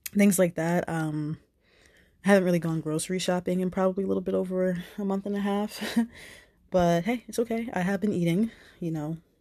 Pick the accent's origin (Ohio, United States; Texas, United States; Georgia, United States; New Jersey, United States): New Jersey, United States; moved away; I went home to New Jersey to be with my mom